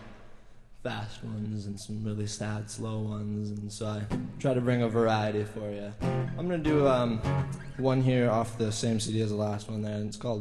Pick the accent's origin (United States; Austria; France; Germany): United States; Bemidji, Minnesota; I'm from Bemidji, Minnesota